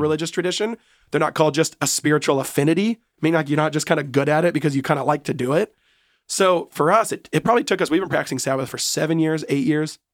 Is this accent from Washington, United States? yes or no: yes; Seattle, Washington, United States; I was born and raised in Seattle